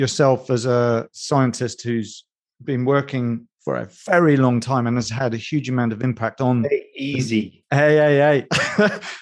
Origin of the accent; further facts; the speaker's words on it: Edinburgh, Scotland, United Kingdom; Edinburgh is my hometown.